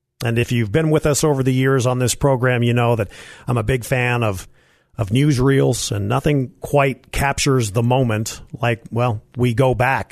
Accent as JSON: {"language": "English", "area": "San Diego County", "region": "California", "country": "United States", "tie": "born or raised there", "said": "as a little boy growing up in San Diego County"}